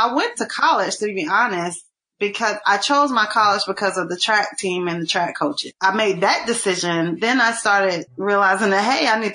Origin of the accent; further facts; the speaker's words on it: Burlington, North Carolina, United States; I grew up in Burlington, North Carolina